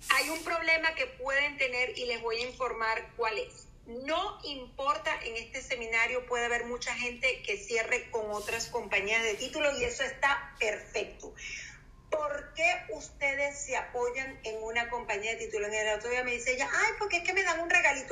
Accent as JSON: {"language": "Spanish", "country": "Venezuela", "also_born_or_lived": "Miami", "moved": "as an adult", "said": "Yo originalmente soy de Venezuela y eh, lo que yo hacía en Venezuela, o sea, mi trabajo, yo era fiscal del Ministerio Público."}